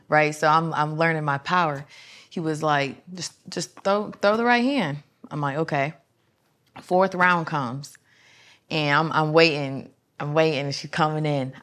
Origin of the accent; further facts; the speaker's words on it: Fremont, Ohio, United States; I'm actually from Fremont, Ohio